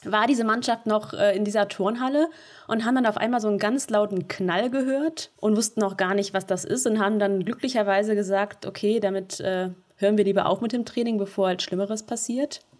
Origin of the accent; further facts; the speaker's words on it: North Rhine-Westphalia, Germany; Ich komme ja gar nicht aus der Gegend, komme vom Niederrhein.